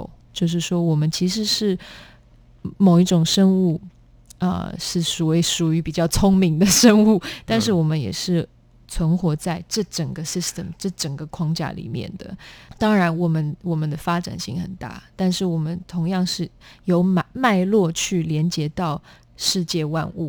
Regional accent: Netherlands; born there; 我因为在荷兰出生，然后我们从小学就开始有各种有关环保的一些概念

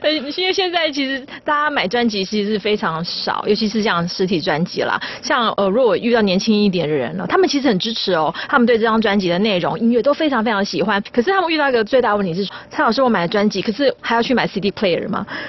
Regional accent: Taiwan; 我觉得说身为一个台湾人，我一定是用我熟悉的古典音乐的这个语汇，然后要把台湾的景象带出去

